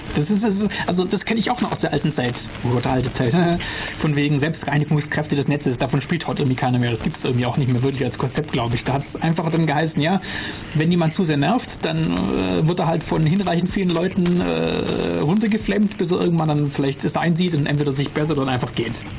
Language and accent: German; Germany; bei uns in Deutschland hier